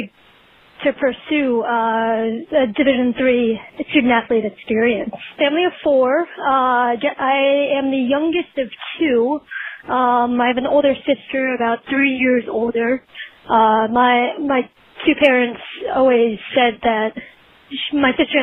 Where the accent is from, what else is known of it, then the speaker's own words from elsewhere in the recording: Parsippany, New Jersey, United States; I grew up in Parsippany, New Jersey